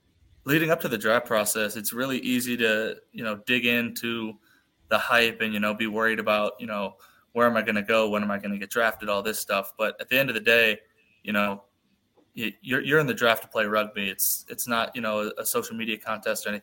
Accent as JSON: {"language": "English", "country": "United States", "said": "we're American"}